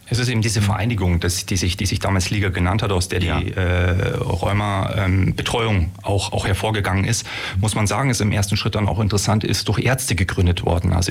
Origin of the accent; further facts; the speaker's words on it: Munich, Bavaria, Germany; Sportwissenschaftler, komme, jetzt hoffe ich nicht, dass man hier ins Fettnäpfchen tritt, aus Bayern. Bin ein Münchner Kindel